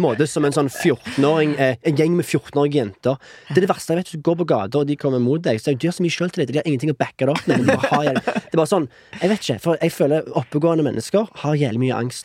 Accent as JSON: {"language": "Norwegian", "country": "Norway", "also_born_or_lived": "Canada", "moved": "as an adult", "said": "jeg som nordmann"}